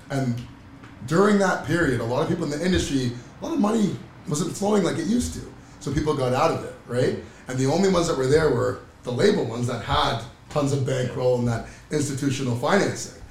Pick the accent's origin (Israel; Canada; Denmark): Canada; Oakville, Ontario; growing up in Oakville, a bunch of guys from Oakville